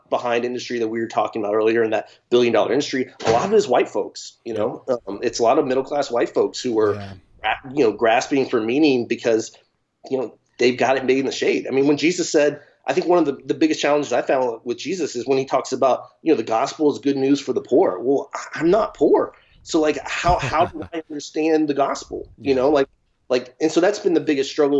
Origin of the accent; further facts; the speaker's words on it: Nashville, Tennessee, United States; growing up in Nashville, Tennessee